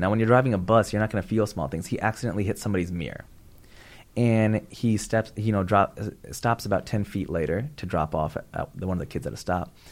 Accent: Pakistan; I'm Pakistani.

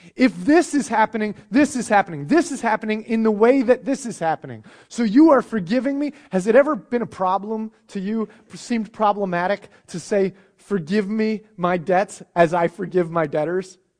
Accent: United States; I'm an American

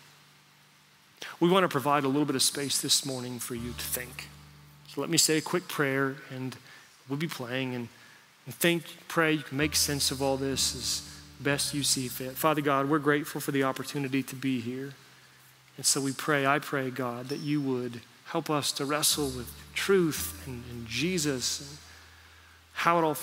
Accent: United States; I grew up in America

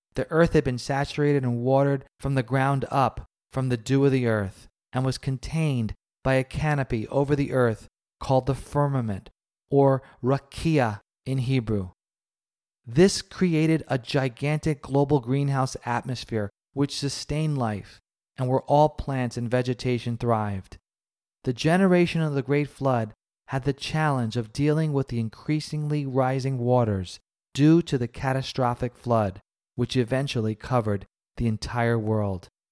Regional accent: New York City, New York, United States; a little kid growing up in the Big Apple

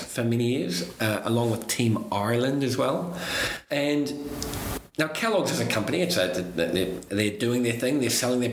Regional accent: New Zealand; now in United Kingdom; I'm still a foreigner here, I'm originally from New Zealand

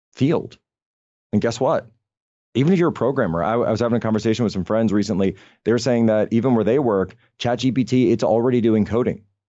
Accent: Pennsylvania, United States; my home state of Pennsylvania.

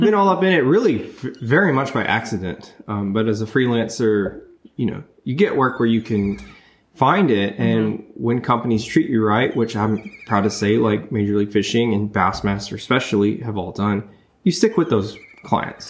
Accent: Memphis, Tennessee, United States; my hometown, Memphis, Tennessee.

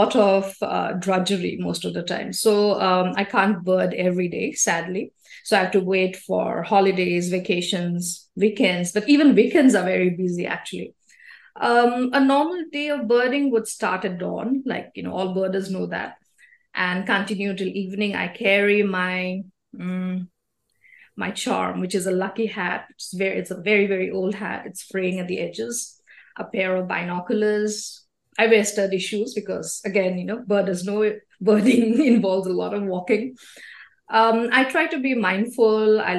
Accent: Guwahati, Assam, India; first language Assamese; English is a second language; moved away as an adult; now in Delhi, India; I was born in Guwahati, which is a state in Assam. It's one of the easternmost states in the country of India. And I left home a long time ago for my higher studies. I came here to Delhi.

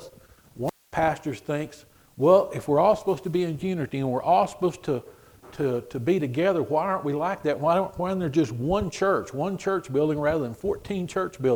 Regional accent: Swenson, Texas, United States; I'm from Swenson

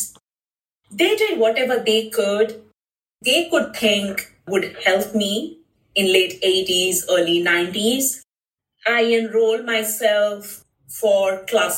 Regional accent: Bhubaneswar, Odisha, India; moved away as an adult; now in Phoenix, United States; in India, I was from Bhubaneswar, Odisha, and in my school, you know, I had my friends teasing me.

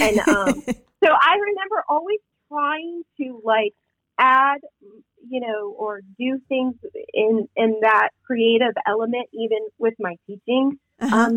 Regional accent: Midwest, United States; growing up in the Midwest, you were a nurse or a teacher

